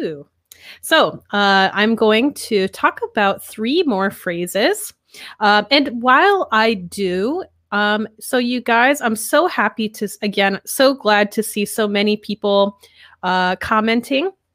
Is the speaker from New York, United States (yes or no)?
yes; New York, United States; moved away as an adult; I'm from America, I'm from New York, actually, from a small